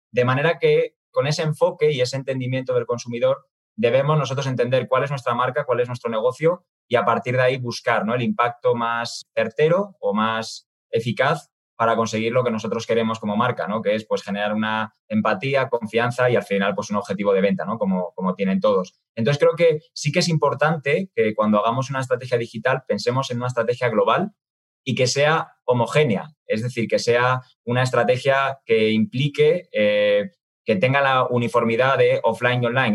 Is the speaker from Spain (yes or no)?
yes; Spain; accent: Spanish (from Spain); moved away as an adult; now in Mexico; la matriz está en España, de ahí que habrán podido deducir ¿no? por, mi acento. Yo estoy en México desde hace seis años